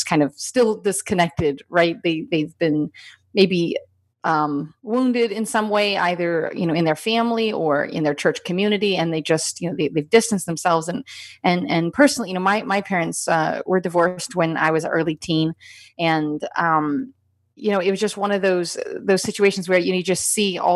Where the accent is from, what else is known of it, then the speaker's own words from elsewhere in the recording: Appalachian Mountains, United States; I grew up in the Appalachian Mountains